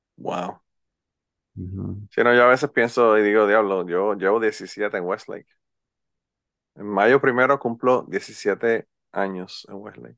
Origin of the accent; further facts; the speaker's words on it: Utuado, Puerto Rico; a mí me dicen que soy un jíbaro porque soy de Utuado